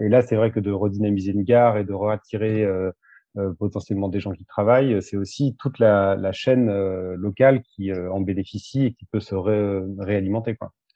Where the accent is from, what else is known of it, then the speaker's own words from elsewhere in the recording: Thiers, Auvergne-Rhône-Alpes, France; also born or lived in Limoges; j'ai grandi à côté de Thiers